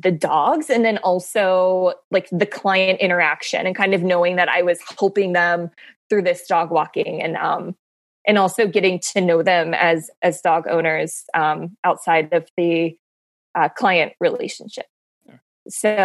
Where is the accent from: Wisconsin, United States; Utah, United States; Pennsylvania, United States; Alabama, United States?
Pennsylvania, United States; Pittsburgh; moved away as an adult; now in Baltimore, United States; I'm not born and raised in Baltimore. I'm actually from Pittsburgh, but I've lived in Baltimore for the past 6 years